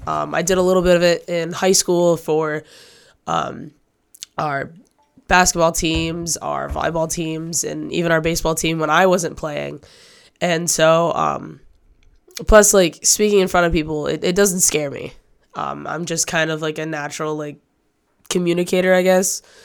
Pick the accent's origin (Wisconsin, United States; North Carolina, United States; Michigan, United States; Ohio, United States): Michigan, United States; Manton; moved away; also born or lived in Cadillac, Michigan; I'm from a small town in northern Michigan. I'm from Manton.